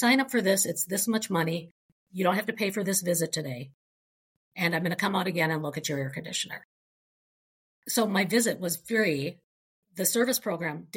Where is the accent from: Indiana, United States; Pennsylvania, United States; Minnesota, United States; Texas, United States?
Minnesota, United States; I'm from Minnesota.